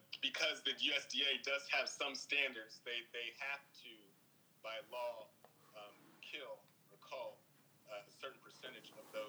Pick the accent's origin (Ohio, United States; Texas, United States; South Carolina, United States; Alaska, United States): Ohio, United States; Columbus; Yeah, that's my hometown.